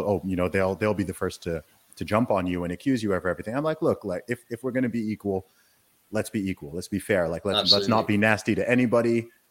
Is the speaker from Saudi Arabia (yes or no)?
yes; Saudi Arabia; I mean, I grew up in where I was raised in Saudi Arabia.